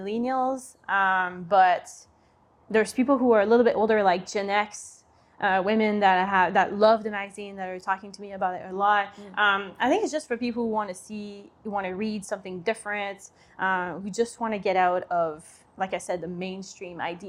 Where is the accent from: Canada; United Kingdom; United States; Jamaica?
Canada; Quebec City, Quebec; moved away; I'm from Quebec City